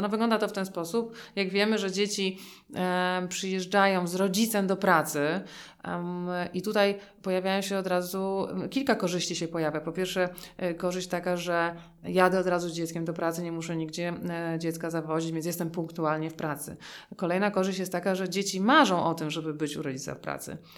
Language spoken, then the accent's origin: Polish; Warsaw, Masovian Voivodeship, Poland; my jesteśmy obie z Warszawy